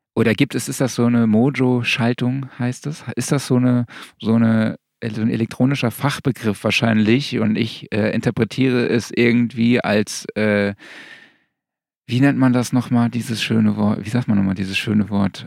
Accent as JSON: {"language": "German", "region": "Saarland", "country": "Germany", "moved": "yes", "said": "ich komme ja aus dem Saarland"}